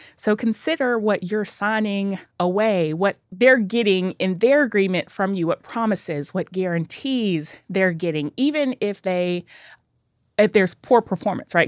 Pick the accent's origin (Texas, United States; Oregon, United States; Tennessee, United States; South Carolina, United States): Tennessee, United States; Nashville; I am a native Nashvilleian